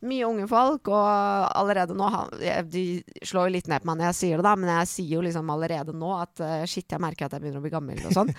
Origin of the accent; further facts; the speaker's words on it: Holmestrand, Vestfold, Norway; Norwegian is a second language; also born or lived in Iran / Mjøndalen; jeg kom til Norge fra Iran eh, da jeg var 10-11 år. Ja. Og da flytta jeg til et lite sted som heter Holmestrand